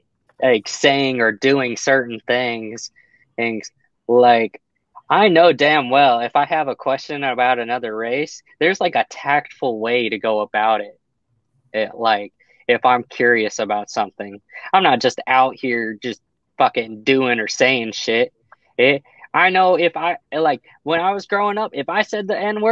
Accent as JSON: {"language": "English", "town": "El Paso", "region": "Texas", "country": "United States", "tie": "born or raised there", "said": "I grew up in El Paso"}